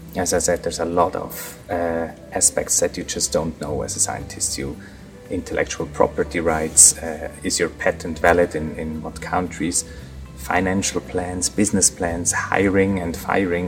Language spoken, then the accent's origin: English; near Zurich, Switzerland; I am from Zurich. I grew up yeah, next to Zurich, right half an hour outside of Zurich